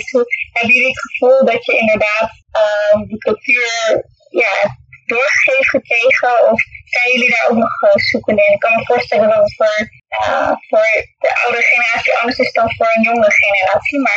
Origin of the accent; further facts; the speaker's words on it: Netherlands; ik ben in Nederland geboren en opgegroeid.